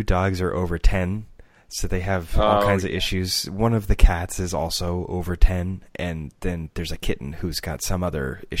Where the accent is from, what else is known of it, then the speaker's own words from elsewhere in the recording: England, United Kingdom; Well, then I'm from England. Yeah, so for me, it's always grocery.